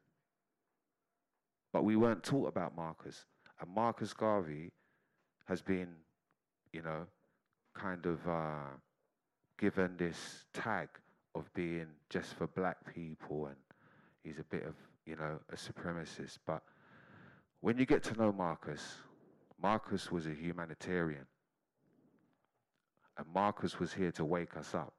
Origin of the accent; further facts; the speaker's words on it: London, United Kingdom; I'm a Londoner